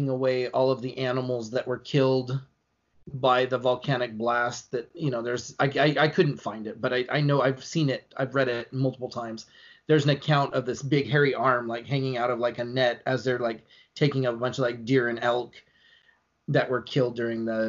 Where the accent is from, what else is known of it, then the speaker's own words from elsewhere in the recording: Longview, Washington, United States; I'm from Longview, Washington